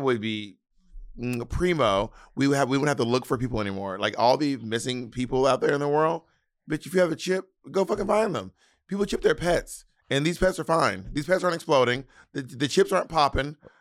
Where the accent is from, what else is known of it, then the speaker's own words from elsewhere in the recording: the South, United States; accent: Southern; I'm from the South